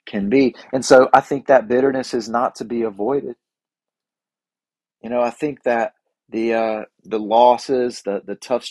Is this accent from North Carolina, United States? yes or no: yes; North Carolina, United States; I'm from North Carolina